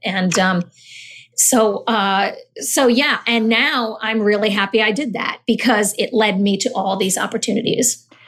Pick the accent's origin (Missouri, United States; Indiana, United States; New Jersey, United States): New Jersey, United States; Summit; also born or lived in Natick, Massachusetts / Honduras; I grew up in Summit, New Jersey, my family and I, we moved here when I was about six.